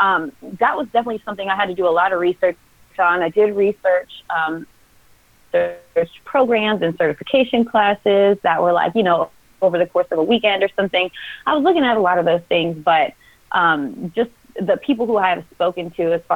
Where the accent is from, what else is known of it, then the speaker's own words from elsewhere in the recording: Texas, United States; also born or lived in Mississippi; now in California, United States; I'm from Texas, but I have lived in Mississippi also, but I now live in California